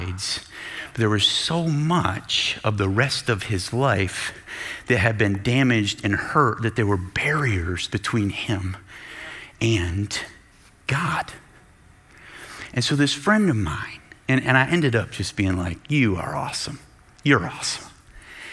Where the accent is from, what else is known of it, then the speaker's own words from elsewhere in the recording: Michigan, United States; we're from Michigan.